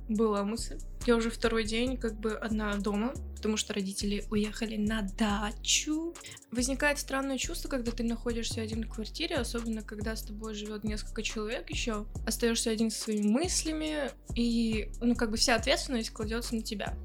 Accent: Russia; Я выросла в России

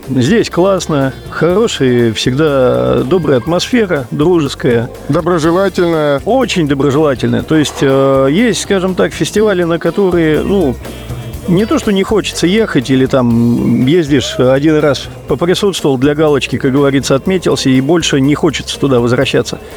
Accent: Domodedovo, Moscow Oblast, Russia; Я и сам из Домодедова. Э, езжу я сюда уже много лет.

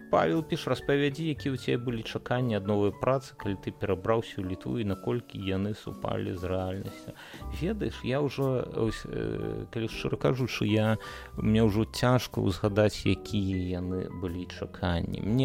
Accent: Belarus; мы як беларусы мы цалкам такія яшчэ маладыя так у нас там працэсы толькі-толькі пачалі будавацца

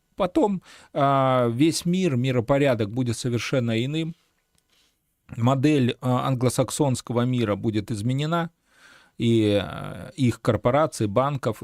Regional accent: Belarus; мы, белорусы

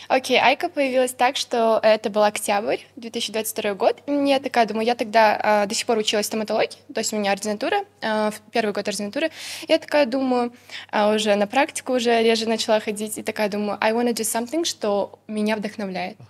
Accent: Kadamjay, Batken Region, Kyrgyzstan; я с Кадамжая

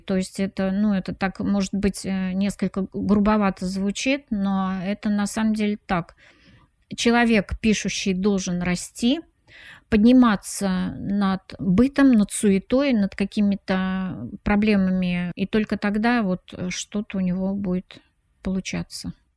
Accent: Samara, Samara Oblast, Russia; moved away; я приезжала на процедуру награждения, допустим, в родной город Самара

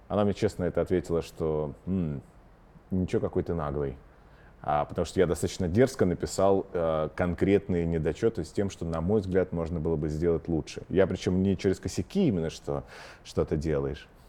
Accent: Omsk, Omsk Oblast, Russia; now in Moscow, Russia; я из Омска.

